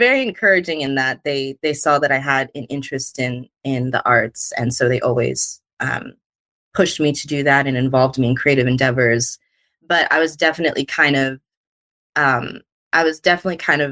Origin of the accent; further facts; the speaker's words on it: Los Angeles, California, United States; also born or lived in Pasadena; So I am from Los Angeles, born and raised.